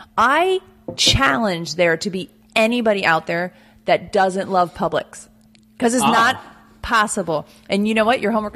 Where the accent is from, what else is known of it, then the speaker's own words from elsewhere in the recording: Pennsylvania, United States; now in Cape Coral, United States; I'm from Pennsylvania.